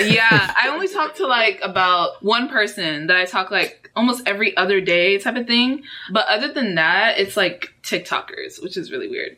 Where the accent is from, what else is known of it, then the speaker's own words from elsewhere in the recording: Houston, Texas, United States; also born or lived in Dallas, Texas; I was born in Dallas, Texas, and all right, raised in Houston, and that's where I still am